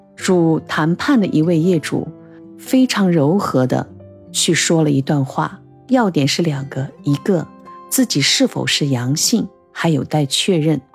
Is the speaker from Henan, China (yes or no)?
no; Shanghai, China; 我们上海人到底在怕着什么？